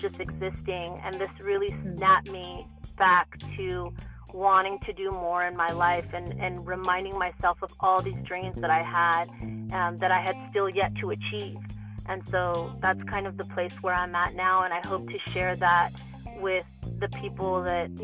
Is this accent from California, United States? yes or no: yes; Los Angeles, California, United States; also born or lived in Bay Area; growing up here in Los Angeles. I'm originally from the Bay Area